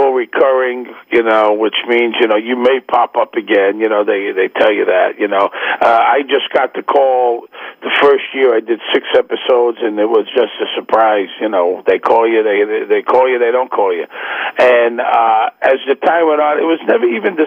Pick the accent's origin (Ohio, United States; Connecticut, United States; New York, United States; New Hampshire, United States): New York, United States; New York City; also born or lived in Manhattan; I'm from Brooklyn